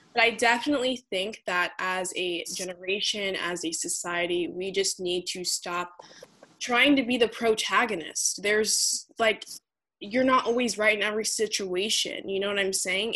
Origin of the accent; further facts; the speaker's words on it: United States; first group in my entire family to be born in the United States